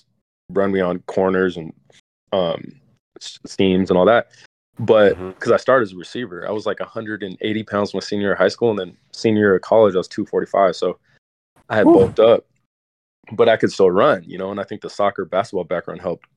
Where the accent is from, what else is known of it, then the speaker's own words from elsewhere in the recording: Alaska, United States; growing up in Alaska